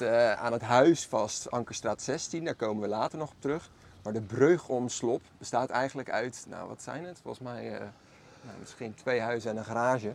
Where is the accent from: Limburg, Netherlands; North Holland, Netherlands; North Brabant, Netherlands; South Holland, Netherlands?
South Holland, Netherlands; Maassluis; Allebei zijn wij geboren en getogen in Maassluis